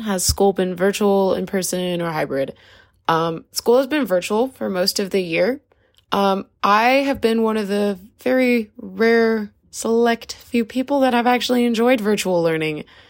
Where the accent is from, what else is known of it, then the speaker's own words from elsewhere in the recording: New Jersey, United States; I'm from New Jersey